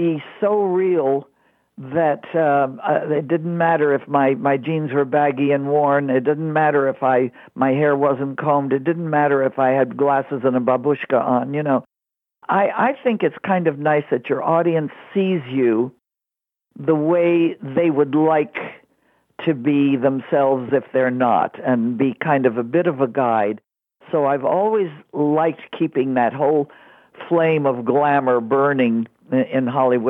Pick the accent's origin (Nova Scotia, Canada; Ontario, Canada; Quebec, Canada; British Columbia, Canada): Quebec, Canada; Montreal; I grew up in Montreal, Canada